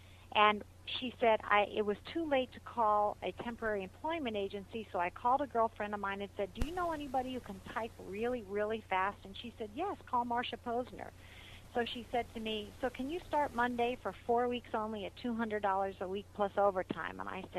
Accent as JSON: {"language": "English", "region": "Arizona", "country": "United States", "tie": "born or raised there", "also_born_or_lived": "Hollywood", "moved": "as an adult", "lives_now": "Los Angeles, United States", "said": "And I grew up in Arizona, and when I was 22, I think it was, it's so long ago I can't really remember, I decided to make the pilgrimage to Hollywood."}